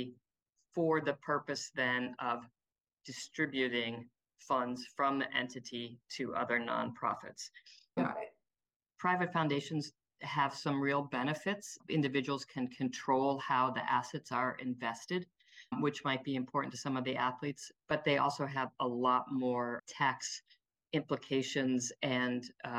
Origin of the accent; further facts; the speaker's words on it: Cleveland, Ohio, United States; I'm from Cleveland.